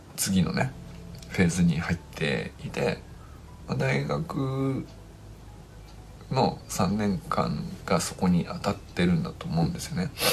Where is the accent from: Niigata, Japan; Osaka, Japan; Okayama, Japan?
Niigata, Japan; moved away as an adult; also born or lived in Hokkaido; その田舎から出てきてまあ僕は新潟から北海道みたいなまあとにかく実家を出て